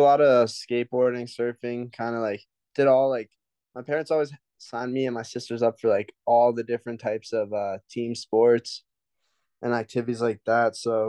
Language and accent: English; Long Beach, New York, United States; moved away; I'm from Long Beach, New York, 30 minutes from JFK.